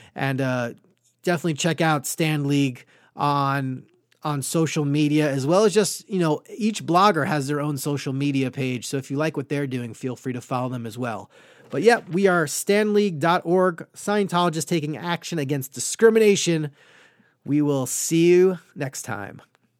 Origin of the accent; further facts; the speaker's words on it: Great Neck, New York, United States; moved away; I am from Great Neck, New York, Long Island, a lovely Jewish upbringing